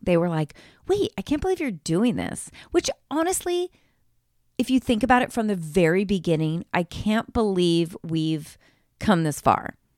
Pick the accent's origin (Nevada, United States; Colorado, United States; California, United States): California, United States; Marin County; moved away as an adult; also born or lived in Los Angeles; now in Sacramento, United States; I grew up in Marin County